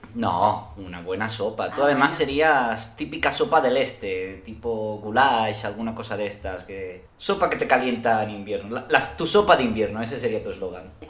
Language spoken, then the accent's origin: Spanish; Spain; Yo como español